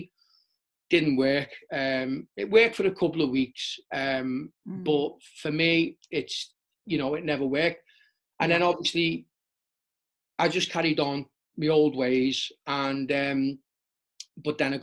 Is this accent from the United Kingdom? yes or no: yes; Liverpool, North West England, United Kingdom; growing up in Liverpool, it was all about the club scene